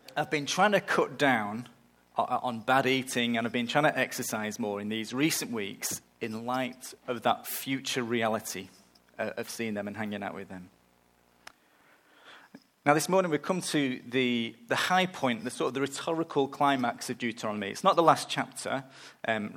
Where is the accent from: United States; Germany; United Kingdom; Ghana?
United Kingdom; England; moved away; I'm going to England, back to my hometown at the end of the month